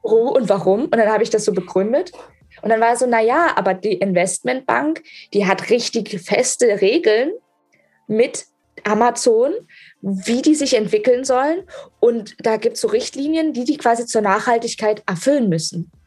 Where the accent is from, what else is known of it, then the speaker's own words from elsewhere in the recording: Germany; ich bin eine Deutsche